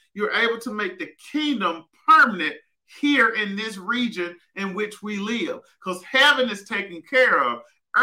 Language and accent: English; Southwest Arkansas, United States; growing up in Southwest Arkansas and seeing limited finances